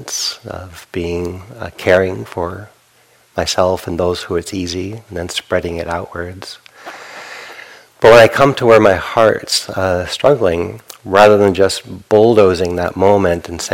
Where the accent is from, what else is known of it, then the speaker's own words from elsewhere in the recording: New England, United States; Growing up in New England, Northeast Coast, harshness on others is part of a cultural value